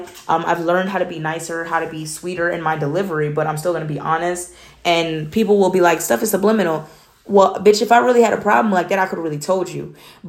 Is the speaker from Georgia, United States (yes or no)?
yes; Atlanta, Georgia, United States; I'm from Atlanta, but nobody ever believes that I'm from Atlanta from the way that I speak, because my mother used to force me to speak proper.